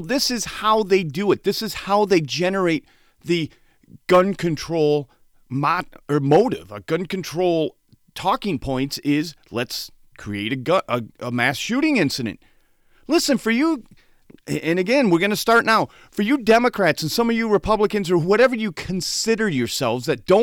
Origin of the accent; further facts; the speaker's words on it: Saginaw Township, Michigan, United States; growing up in Saginaw Township, Michigan